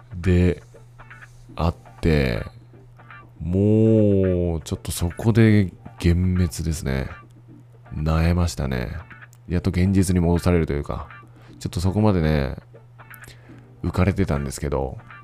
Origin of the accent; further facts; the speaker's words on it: Fukuoka, Japan; moved away as an adult; now in Taiwan; 自分の実家に泊まってた